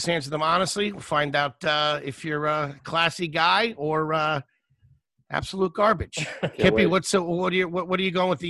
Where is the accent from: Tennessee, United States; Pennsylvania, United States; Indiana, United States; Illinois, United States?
Pennsylvania, United States; Philadelphia; also born or lived in Wilkes-Barre, Pennsylvania; I was born in Wilkes-Barre, Pennsylvania. And then we moved down to Philly.